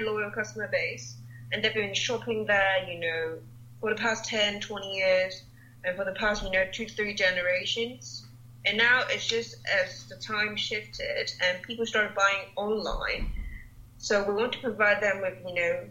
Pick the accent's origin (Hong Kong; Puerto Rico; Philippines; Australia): Hong Kong; now in New York City, United States; I'm from Hong Kong